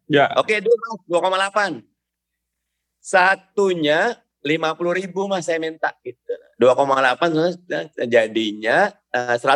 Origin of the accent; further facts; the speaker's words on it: Jakarta, Indonesia; saya memang orang Betawi, saya lahir di Jakarta